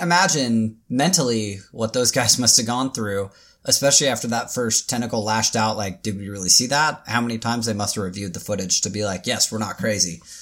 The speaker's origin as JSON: {"language": "English", "town": "Tacoma", "region": "Washington", "country": "United States", "tie": "born or raised there", "also_born_or_lived": "Seattle, Washington", "said": "That's where I was born and raised, or not born, but that's where I was raised. Is like the Tacoma like area."}